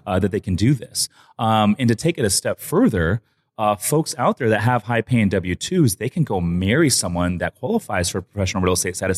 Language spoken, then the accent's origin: English; San Clemente, California, United States; I'm from San Clemente